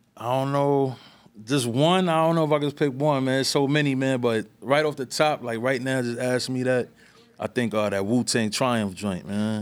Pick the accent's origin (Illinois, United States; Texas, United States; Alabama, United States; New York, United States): New York, United States; New York City; also born or lived in East Harlem; I was born in East Harlem, raised in the Bronx